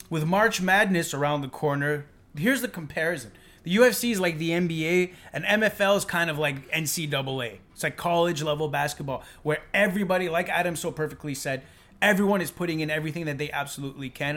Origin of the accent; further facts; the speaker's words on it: Montreal, Quebec, Canada; we're from Montreal.